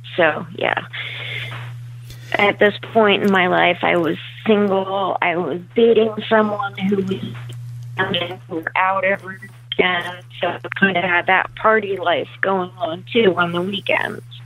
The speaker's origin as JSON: {"language": "English", "town": "Leesport", "region": "Pennsylvania", "country": "United States", "tie": "born or raised there", "said": "I grew up in the Leesport area, um, up towards Reading, PA."}